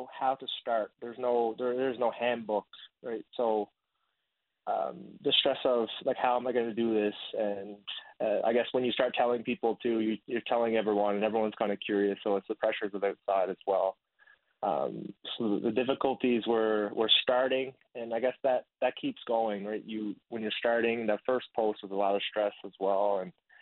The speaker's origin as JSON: {"language": "English", "town": "Corner Brook", "region": "Newfoundland and Labrador", "country": "Canada", "tie": "born or raised there", "also_born_or_lived": "Blanc-Sablon, Quebec / Vietnam", "said": "I spent most of my time growing up in Corner Brook. Before that, I was in Blanc-Sablon, Quebec. I'm adopted from Vietnam."}